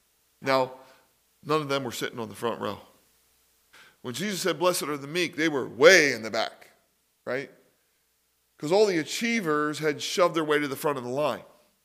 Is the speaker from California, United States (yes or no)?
no; Philadelphia, Pennsylvania, United States; Because I was raised in Philly, we used to go to sports games.